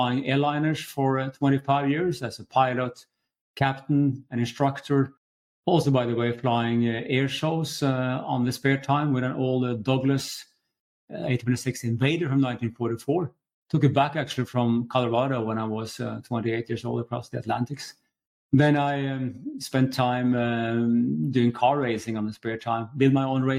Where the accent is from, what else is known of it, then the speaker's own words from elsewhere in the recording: Norway; moved away as an adult; now in Stockholm, Sweden; I'm from Norway myself, but living here for 20 years.